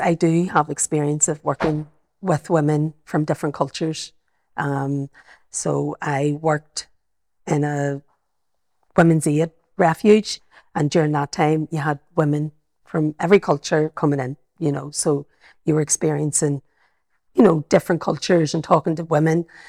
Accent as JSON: {"language": "English", "town": "Belfast", "region": "Northern Ireland", "country": "United Kingdom", "accent": "Belfast", "said": "I've got my, my Belfast accent"}